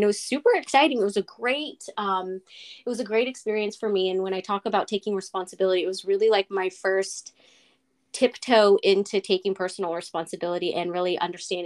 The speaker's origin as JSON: {"language": "English", "region": "Northern California", "country": "United States", "tie": "born or raised there", "said": "I'm from Northern California in the little town about 45 minutes north of San Francisco, and I've lived in California all my life"}